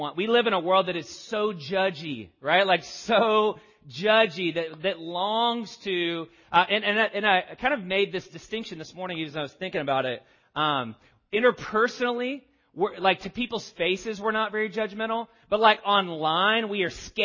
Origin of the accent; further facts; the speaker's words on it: the South, United States; As a Southerner